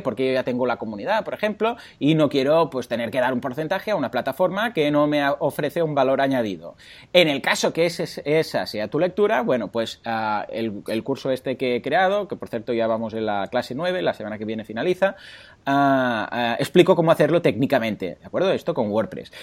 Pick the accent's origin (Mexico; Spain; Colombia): Spain; Mataró, Catalonia; soy de Mataró